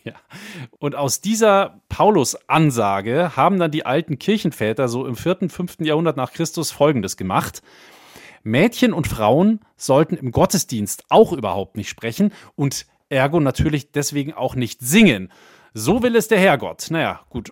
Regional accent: area around Bad Tölz, Bavaria, Germany; bei uns in der Ecke, da wo ich herkomme, der Tölzer Knabenchor immer so ein kleiner Mythos war

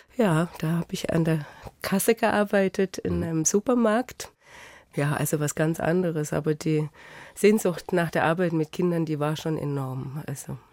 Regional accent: Jena, Thuringia, Germany; moved away as an adult; now in Augsburg, Germany; wenn ich sagen würde Heimatstadt, dann wäre es Jena

